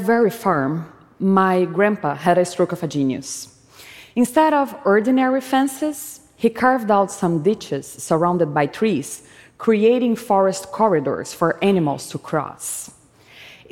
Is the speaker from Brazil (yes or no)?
yes; Brazil; When I was a child, growing up in Brazil